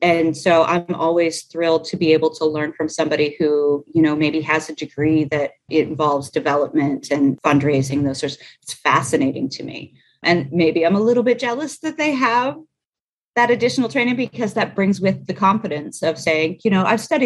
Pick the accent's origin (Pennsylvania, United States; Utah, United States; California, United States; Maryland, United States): Pennsylvania, United States; now in Nashville, United States; I'm a Yankee, I'm from Pennsylvania